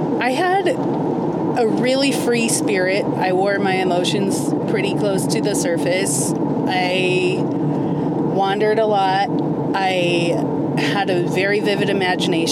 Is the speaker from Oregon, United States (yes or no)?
yes; Summerville, Oregon, United States; I grew up in the deep mountains of Somerville. So right up against Mount Emily, my parents moved there when I was 5